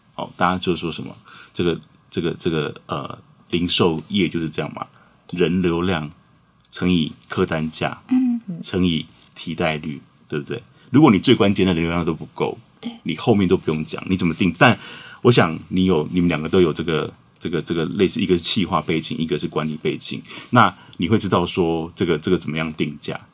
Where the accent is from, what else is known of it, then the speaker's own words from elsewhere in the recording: Huatan, Changhua County, Taiwan; 我也是在花坛长大的